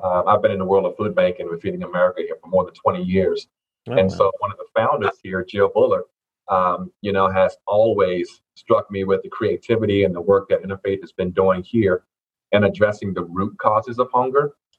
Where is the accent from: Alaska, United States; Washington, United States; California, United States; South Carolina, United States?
South Carolina, United States; Lowcountry, outside Charleston; moved away as an adult; also born or lived in Fayetteville, North Carolina / Elizabeth City, North Carolina; now in North Carolina, United States; Yes, I am originally from the Low Country. Okay. South Carolina, outside of Charleston there. That's my home.